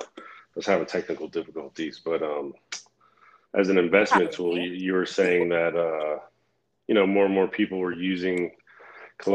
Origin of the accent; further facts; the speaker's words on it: Flagler Beach, Florida, United States; that's where I grew up, is right there